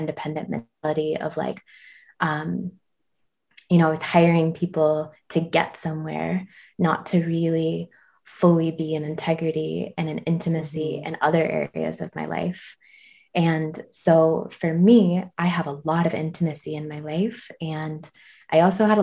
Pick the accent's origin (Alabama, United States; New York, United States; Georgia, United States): Georgia, United States; now in Tennessee, United States; I'm from Georgia, but now live in Tennessee.